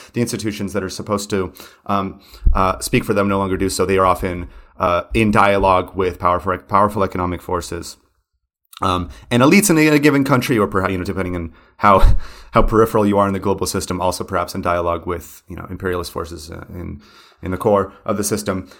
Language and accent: English; United States; moved away; also born or lived in São Paulo; an American who grew up in the nineties